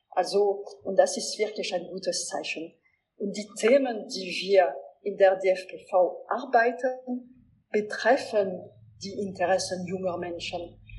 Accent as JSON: {"language": "German", "area": "Alsace", "region": "Grand Est", "country": "France", "said": "ich werde als Elsässerin"}